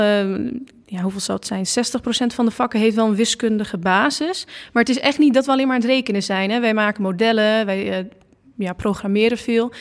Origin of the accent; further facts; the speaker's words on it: Losser, Overijssel, Netherlands; also born or lived in Enschede; ik kom uit Losser